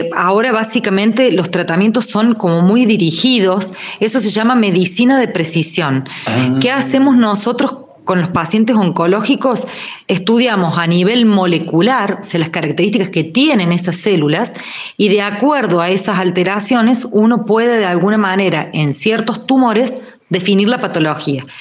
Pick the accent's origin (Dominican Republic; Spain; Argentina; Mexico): Argentina; Río Cuarto, Córdoba; moved away; yo soy de Río Cuarto, por ejemplo, hace un año y pico que no veo a mi familia de allá